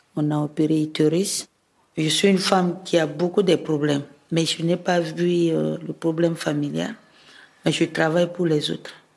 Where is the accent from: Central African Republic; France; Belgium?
Central African Republic; Bouca, Ouham; now in Bangui, Central African Republic; dans mon village natal qui est Bouka. C'est dans la préfecture de Loam